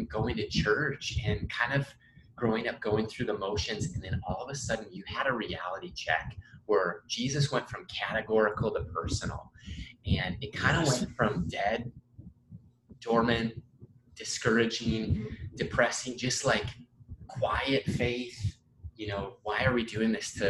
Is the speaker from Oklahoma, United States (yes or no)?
no; Minnesota, United States; I'm from Minnesota.